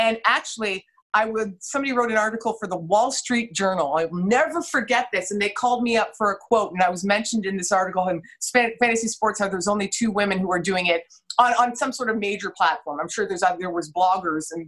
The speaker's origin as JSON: {"language": "English", "town": "Mississauga", "region": "Ontario", "country": "Canada", "also_born_or_lived": "Toronto", "said": "I'm from Mississauga originally"}